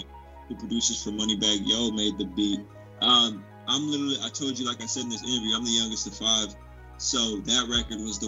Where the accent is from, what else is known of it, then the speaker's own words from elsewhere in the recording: West Coast, United States; I am from the West Coast